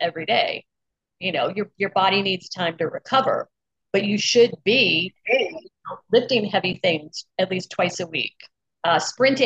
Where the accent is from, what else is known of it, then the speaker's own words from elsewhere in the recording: Mississippi, United States; I'm from Mississippi, where we have 9-year-old type 2 diabetics with hypertension